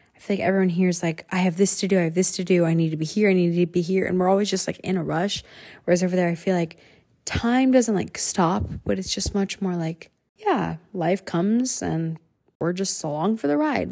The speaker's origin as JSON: {"language": "English", "country": "United States", "tie": "born or raised there", "also_born_or_lived": "Huazhou, China / Guangzhou, China"}